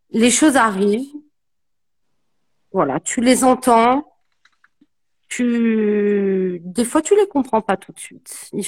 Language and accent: French; French Guiana; moi, je suis une Guyanaise